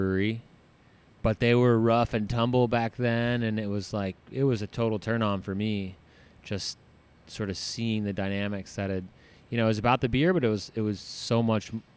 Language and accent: English; New Jersey, United States; moved away as an adult; also born or lived in Florida Keys / Colorado; I grew up in New Jersey and. You know, graduated high school there